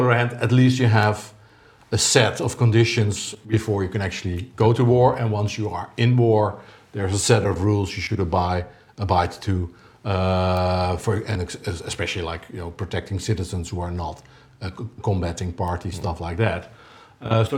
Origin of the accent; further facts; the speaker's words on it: Netherlands; I'm Dutch or from Dutch experience